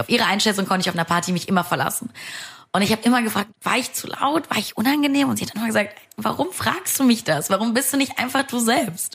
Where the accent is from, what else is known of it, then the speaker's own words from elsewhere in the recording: Moldova; also born or lived in Saarland, Germany; now in Germany; Ich bin gebürtig aus Moldawien.